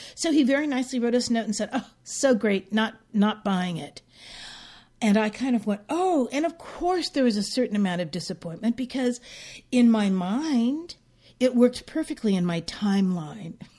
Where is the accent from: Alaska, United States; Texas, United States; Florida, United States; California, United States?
California, United States; San Francisco; growing up in San Francisco